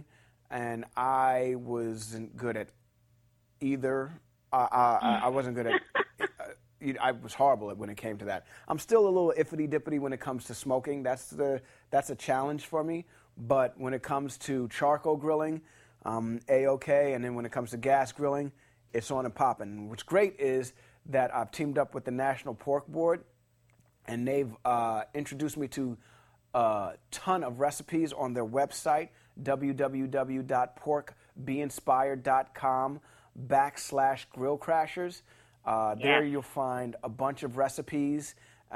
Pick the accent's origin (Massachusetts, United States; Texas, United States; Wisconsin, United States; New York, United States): New York, United States; New York City; now in Los Angeles, United States; I grew up in New York City, and I grew up in a high-rise apartment